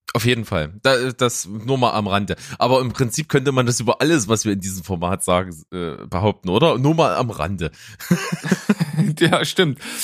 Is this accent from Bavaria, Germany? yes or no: no; Naunhof, Saxony, Germany; now in Leipzig, Germany; Ich war selber noch Naunhofer. Ich komme ja aus Naunhof, ist ja so ein kleiner Ort äh, weg von Leipzig, so in der Nähe von Grimma